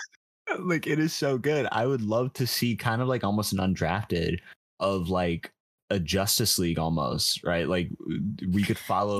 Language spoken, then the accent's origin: English; New York, United States; I'm from New York, so it's it's a very big baseball town